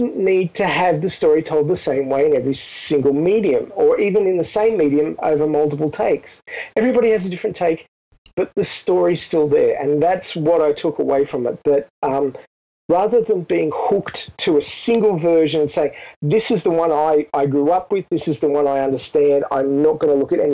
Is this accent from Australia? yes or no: yes; Australia; being an Australian